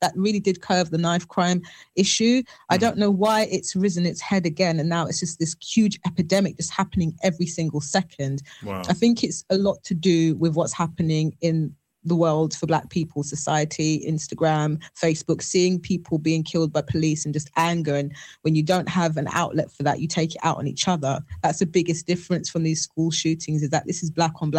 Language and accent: English; London, United Kingdom; Londoners, especially people who are born and raised in London